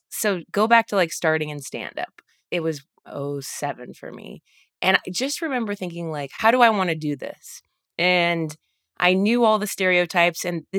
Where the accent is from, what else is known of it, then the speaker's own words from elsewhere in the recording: Dayton, Ohio, United States; And that's, I mean, I'm from Dayton, Ohio.